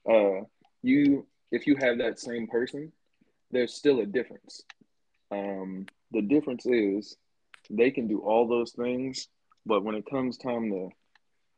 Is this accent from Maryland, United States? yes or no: yes; Maryland, United States; I've lived in Maryland my entire life